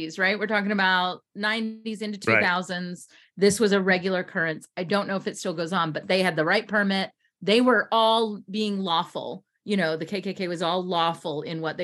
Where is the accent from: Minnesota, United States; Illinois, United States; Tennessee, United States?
Tennessee, United States; also born or lived in Memphis, Tennessee; Growing up in Tennessee, and I went to school in Memphis.